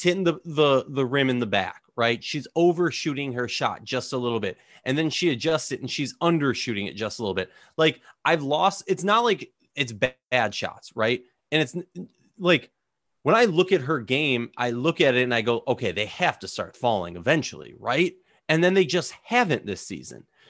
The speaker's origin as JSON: {"language": "English", "region": "Minnesota", "country": "United States", "said": "I'm from Minnesota"}